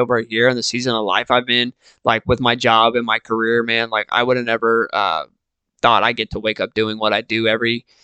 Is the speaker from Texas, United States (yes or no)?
yes; Texas, United States; I'm from Texas